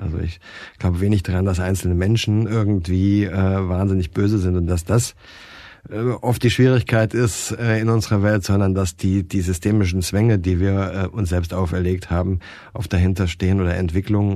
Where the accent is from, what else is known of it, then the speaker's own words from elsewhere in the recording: Baden-Baden, Baden-Württemberg, Germany; ich bin in Baden-Baden aufgewachsen